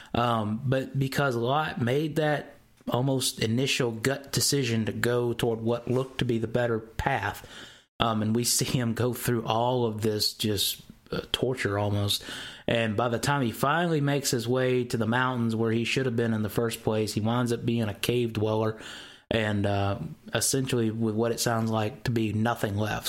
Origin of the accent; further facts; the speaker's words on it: Mississippi, United States; I'm from the South, okay? I'm from Mississippi, and a lot of our words here get kind of slung out the wrong way